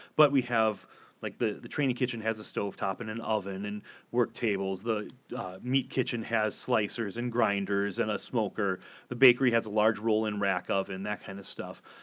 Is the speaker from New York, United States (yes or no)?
no; Door County, Wisconsin, United States; I grew up in Door County, Wisconsin.